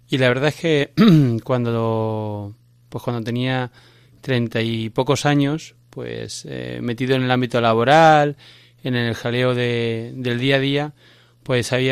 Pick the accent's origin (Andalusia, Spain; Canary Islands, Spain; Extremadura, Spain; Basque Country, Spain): Extremadura, Spain; Cáceres; Pues soy de Cáceres.